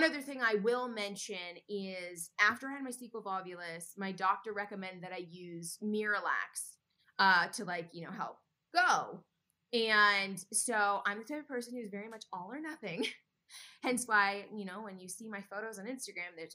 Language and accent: English; Connecticut, United States; moved away; I'm from Connecticut. And so I was back in Connecticut